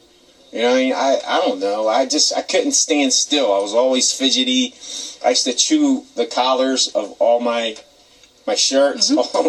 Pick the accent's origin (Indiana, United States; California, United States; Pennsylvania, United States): Pennsylvania, United States; Philadelphia; when I was growing up in North Philadelphia